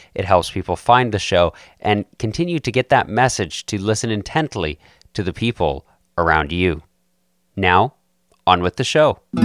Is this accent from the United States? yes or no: no; Calgary, Alberta, Canada; we're both from Calgary